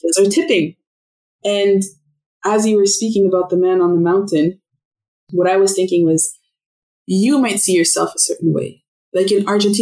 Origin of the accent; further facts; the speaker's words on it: Ottawa, Ontario, Canada; first language French; English is a second language; moved away; also born or lived in Montreal / Toronto / Vancouver; French is my mother tongue. English is my second language. And I remember when we moved to Ottawa, all the kids on my street, because I was born in Montreal